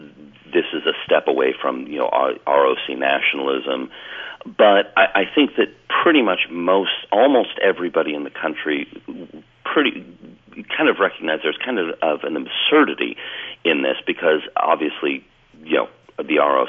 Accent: Canada; now in Taichung, Taiwan; I was originally born in Canada

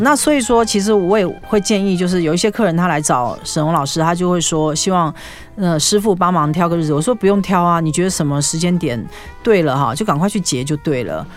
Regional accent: Taiwan; 我们中国人，就亚洲人啦，哈，台湾人

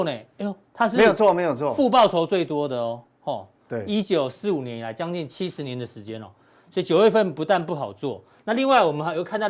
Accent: Zhongli, Taoyuan, Taiwan; 中坜其实温刀马，我老家也在中坜哦，

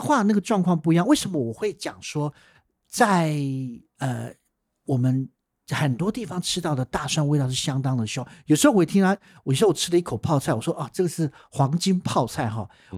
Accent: Taiwan; 我们台湾人吃我们传统料理

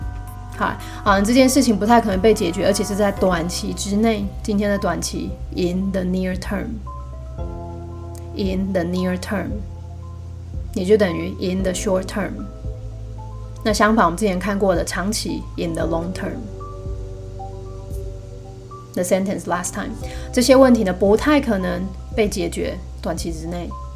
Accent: China; 就是避开啊我们中国人所谓的脏东西啊，就是有的没有的啊，鬼魂之类的

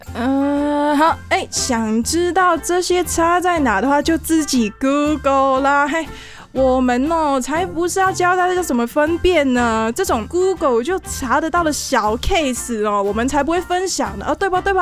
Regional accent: Hong Kong; 作为香港人

